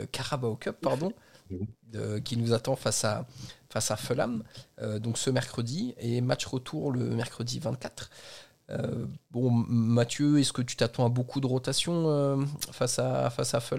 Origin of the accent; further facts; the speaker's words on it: Flanders, Belgium; French is a second language; Bienvenue en Belgique. Je suis flamand.